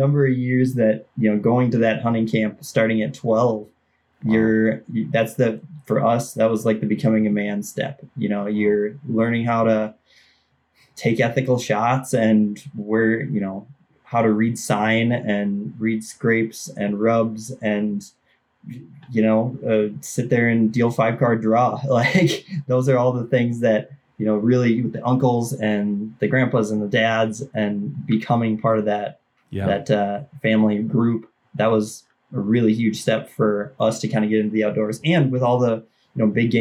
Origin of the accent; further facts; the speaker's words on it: Mora, Minnesota, United States; I grew up in East Central Minnesota, about an hour and a half north of the Twin Cities